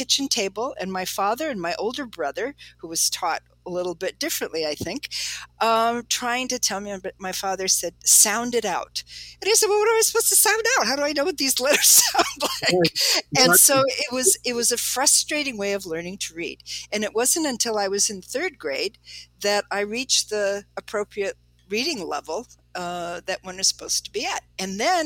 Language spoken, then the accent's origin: English; Chicago, Illinois, United States; I grew up in Chicago